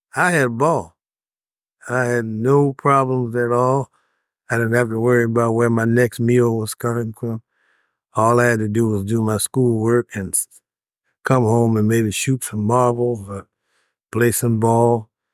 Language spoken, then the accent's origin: English; Chicago, Illinois, United States; I grew up in Chicago